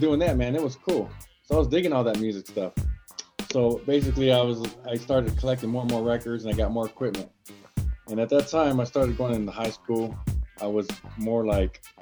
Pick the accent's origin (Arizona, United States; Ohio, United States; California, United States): California, United States; San Diego; I was born and raised here in San Diego.